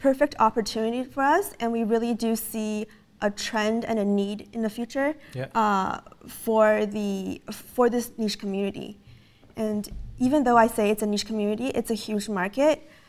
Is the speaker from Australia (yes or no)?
no; Canada; first language English; also born or lived in Beijing; I was born in Beijing, China, and I came to Canada with my parents when I was 4. So my mother tongue is actually in English, and I learned Chinese on the side.